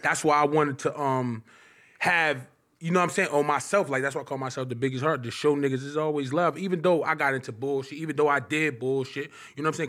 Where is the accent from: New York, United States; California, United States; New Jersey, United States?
New Jersey, United States; Irvington; also born or lived in Newark, New Jersey; I'm from Irvington. I'm from Irvington, New Jersey. I'm from Newark, Irvington, New Jersey